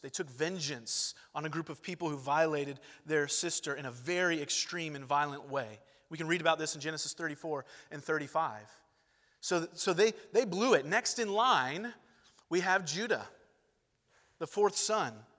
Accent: Long Beach, California, United States; moved away; also born or lived in Georgia; I'm from Long Beach, California, Los Angeles County. I spent the first chunk of my life there

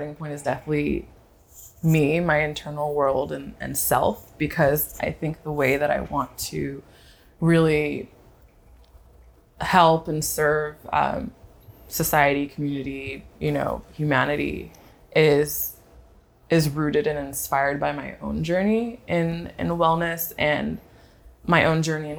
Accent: the Bay Area, California, United States; now in Brooklyn, United States; If I had to claim a place as home, I'd claim the Bay and the Bay Area, California.

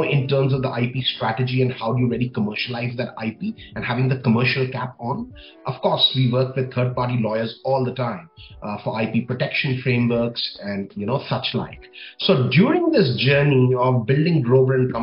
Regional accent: New Delhi, Delhi, India; moved away as an adult; also born or lived in New Zealand; now in United Arab Emirates; I was born and raised in New Delhi, India

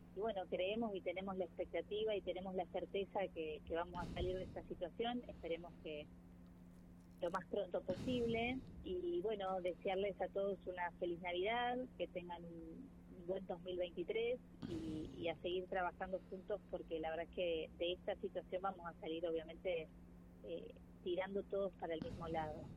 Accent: Argentina; el orgullo que uno siente como argentino

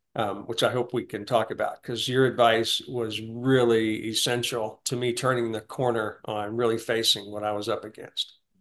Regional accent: Deep South, United States; I, I was raised in the Deep South

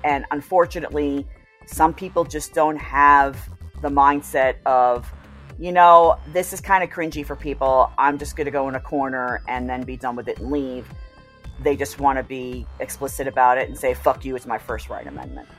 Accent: New York, United States; me growing up in New York

